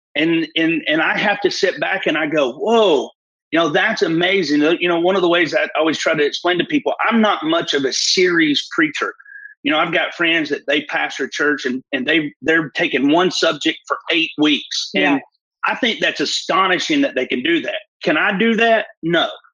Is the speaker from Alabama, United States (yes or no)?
yes; Fort Payne, Alabama, United States